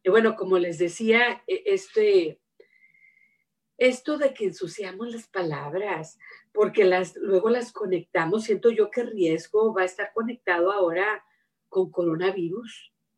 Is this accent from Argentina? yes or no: no; Mexico; now in United States; yo he vivido lejos de mi patria, vivo en Estados Unidos, pero me crié, ¿verdad? Y soy de México